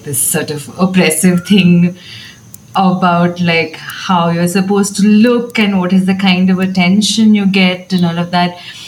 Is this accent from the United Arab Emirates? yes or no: yes; Abu Dhabi, United Arab Emirates; I grew up in Abu Dhabi